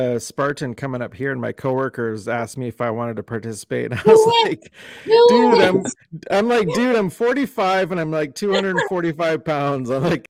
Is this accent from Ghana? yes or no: no; Canada; I'm typical Canadian, obviously.